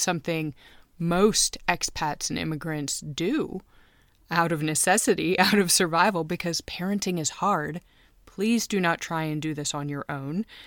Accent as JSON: {"language": "English", "country": "United States", "moved": "yes", "lives_now": "Munich, Germany", "said": "I'm an American who married a Finn, and I'm raising two kids in Munich, Germany"}